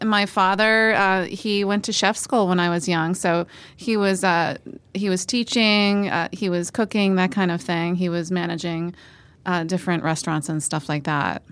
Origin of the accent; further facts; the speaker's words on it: Northumberland County, Pennsylvania, United States; I was born in Northumberland County